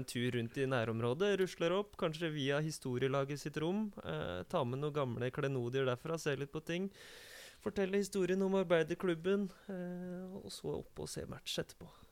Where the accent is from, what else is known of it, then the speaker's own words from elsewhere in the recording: Oslo, Norway; Jeg er fra Kjelsås